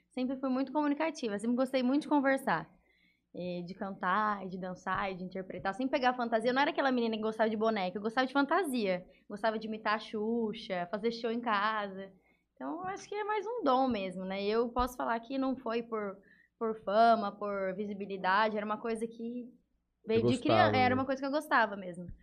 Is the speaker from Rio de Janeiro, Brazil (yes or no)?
no; Fernandópolis, São Paulo, Brazil; born or raised there; also born or lived in São José do Rio Preto